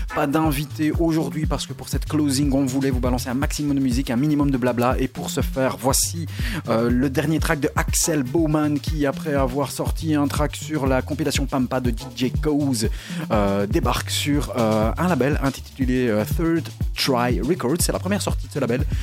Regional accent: Belgium; chez nous en Belgique

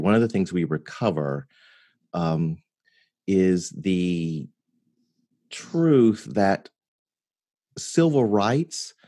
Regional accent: near Memphis, Tennessee, United States; also born or lived in Mississippi; I was born in Mississippi, because I grew up near Memphis

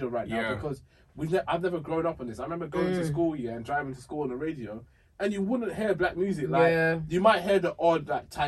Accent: Essex, East of England, United Kingdom; growing up in Essex to say you were African, yeah, was like a thing

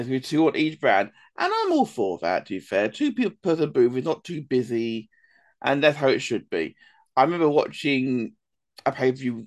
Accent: England, United Kingdom; being English ourselves

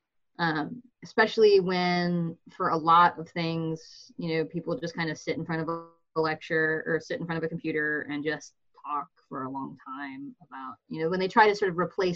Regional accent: Michigan, United States; I grew up in Michigan with, at least for part of my life, a kind of evangelical upbringing

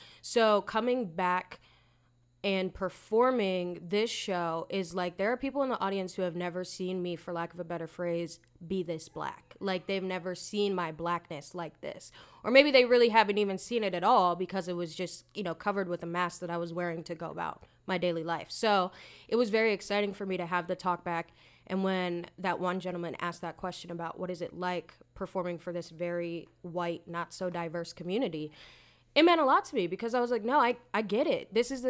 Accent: Lancaster, Pennsylvania, United States; And growing up in this area, I think I mentioned to somebody in the cast, like, oh yeah, I'm from Lancaster

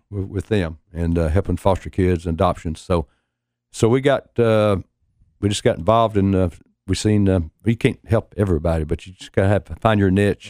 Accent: Knoxville, Tennessee, United States; we've been, uh, born and raised in Knoxville

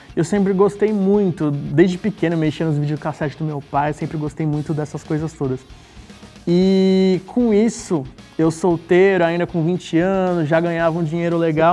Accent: Santos, São Paulo, Brazil; moved away; sou de Santos, vim de Santos, amo aquela cidade. Como eu nasci lá

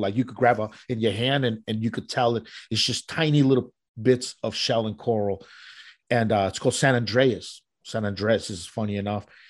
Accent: Colombia; moved away; where I'm from and, and where I was born in Colombia

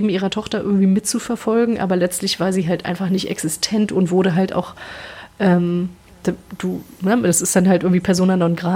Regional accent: New York, United States; born there; Ich bin in New York geboren, ich bin US-Amerikaner, aber ich, ich, kann kein Englisch, irgendwie musste das erstmal lernen.

